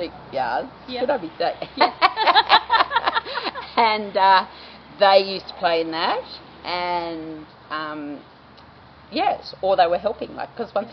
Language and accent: English; Sydney, New South Wales, Australia; moved away as an adult; also born or lived in Wee Waa, New South Wales; now in Walcha, Australia; I grew up in Sydney, so it was a big change